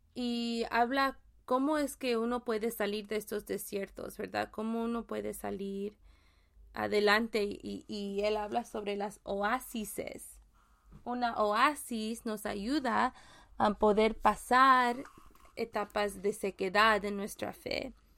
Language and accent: Spanish; Mexico; sí soy mexicana, pero mi español toma práctica